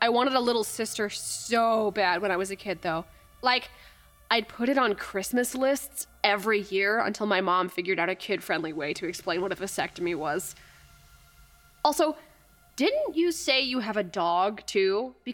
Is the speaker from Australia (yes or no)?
no; Kamloops, British Columbia, Canada; I'm from Kamloops, so probably a lot fewer mountains than you're picturing, actually.